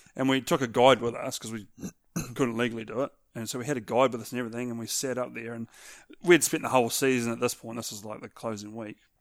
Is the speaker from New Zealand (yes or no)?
yes; New Zealand; here in New Zealand